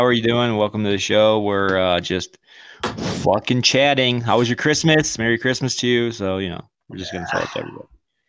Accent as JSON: {"language": "English", "country": "United States", "moved": "yes", "lives_now": "Ecuador", "said": "Yes, I am from America, but I live in Ecuador."}